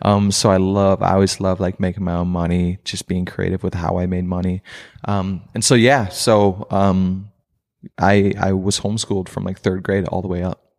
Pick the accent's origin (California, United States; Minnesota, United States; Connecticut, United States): Minnesota, United States; Princeton; also born or lived in Crown, Minnesota / Foley, Minnesota; most of my childhood was in Princeton, Minnesota, which is about an hour north from here